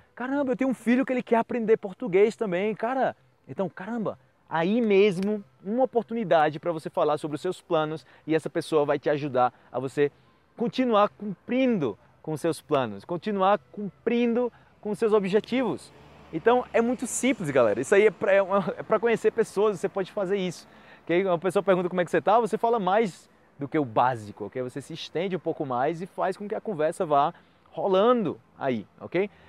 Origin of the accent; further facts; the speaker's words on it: Brazil; Eu venho do Brasil